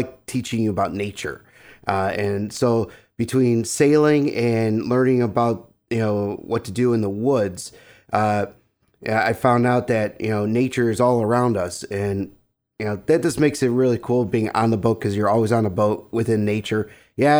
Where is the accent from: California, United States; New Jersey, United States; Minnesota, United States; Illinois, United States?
Illinois, United States; Evergreen Park; also born or lived in Lemont, Illinois; I grew up right here in Evergreen Park.